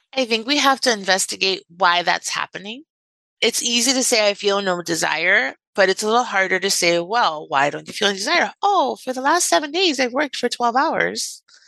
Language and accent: English; Miami, Florida, United States; I'm from Miami and I grew up in Miami